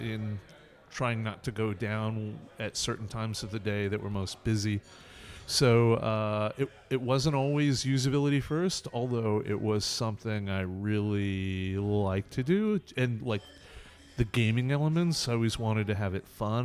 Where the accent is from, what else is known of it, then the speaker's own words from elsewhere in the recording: California, United States; California where I grew up